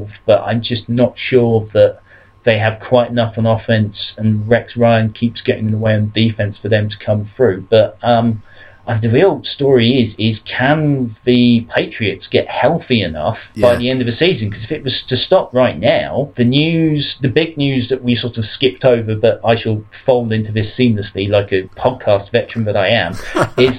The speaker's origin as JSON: {"language": "English", "country": "United Kingdom"}